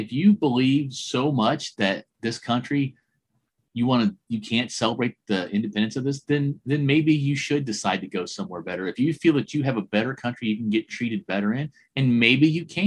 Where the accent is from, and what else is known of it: United States